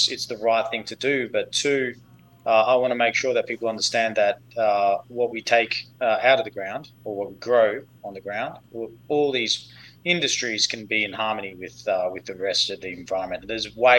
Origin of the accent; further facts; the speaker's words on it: Perth, Western Australia, Australia; moved away as an adult; now in United States; I grew up in Perth, Western Australia